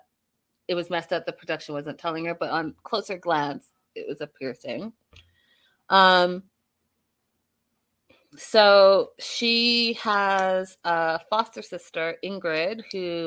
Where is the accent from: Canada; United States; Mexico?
Canada; I'm Canadian